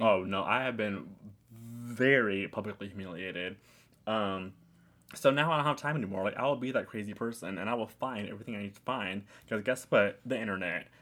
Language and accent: English; New York City, New York, United States; I was in Queens